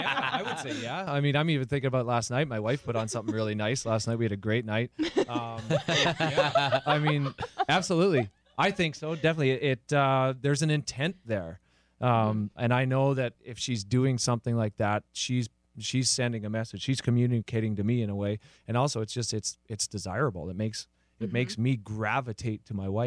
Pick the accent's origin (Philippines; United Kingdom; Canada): Canada; now in United States; I'm Canadian